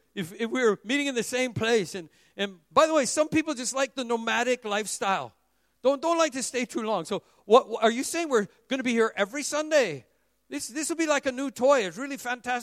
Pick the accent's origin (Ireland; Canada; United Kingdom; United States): Canada; Vancouver, British Columbia; moved away as an adult; now in Singapore; Emmanuel Baptist Church in Vancouver